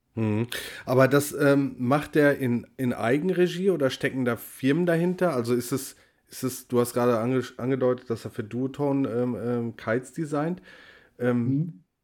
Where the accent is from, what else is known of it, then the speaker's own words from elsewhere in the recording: Ruhr area, North Rhine-Westphalia, Germany; ich komme aus dem Ruhrgebiet, wohne im Ruhrgebiet